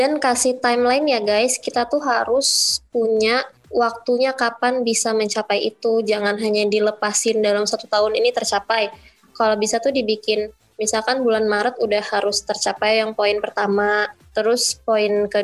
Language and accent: Indonesian; Padang, West Sumatra, Indonesia; asal dari Padang, umur 35 tahun